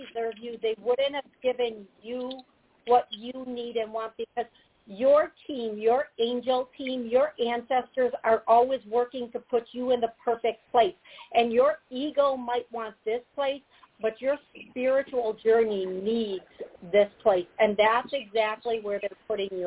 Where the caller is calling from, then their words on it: Georgia, United States; I'm calling from Georgia.